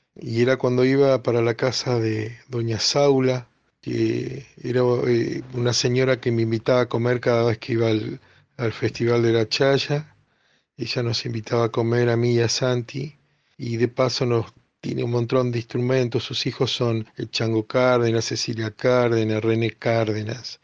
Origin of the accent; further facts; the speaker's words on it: Buenos Aires, Argentina; also born or lived in La Rioja, Argentina; yo soy riojano criado en Buenos Aires